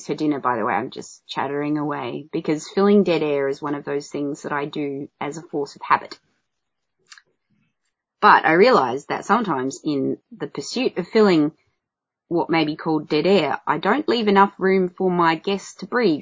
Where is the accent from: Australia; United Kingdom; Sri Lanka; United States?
Australia; Adelaide, South Australia; I'm being from Adelaide. I say ranch and dance.